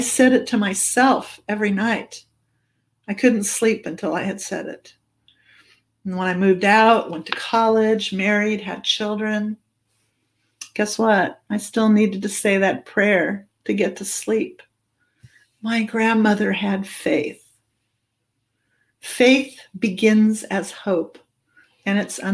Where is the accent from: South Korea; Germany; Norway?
Germany; moved away; I'm an immigrant and I come from Germany.